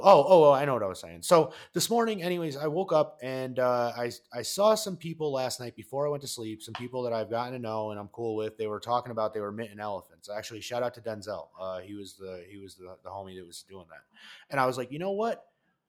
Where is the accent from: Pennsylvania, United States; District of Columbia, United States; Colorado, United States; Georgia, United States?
Colorado, United States; I'm from Colorado